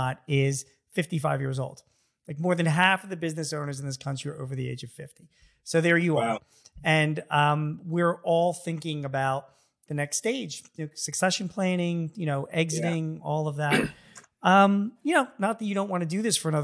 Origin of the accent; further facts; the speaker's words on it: United States; I'm American